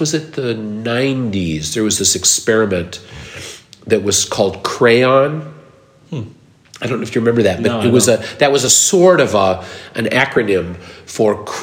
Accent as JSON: {"language": "English", "region": "Minnesota", "country": "United States", "said": "I'm Minnesotan"}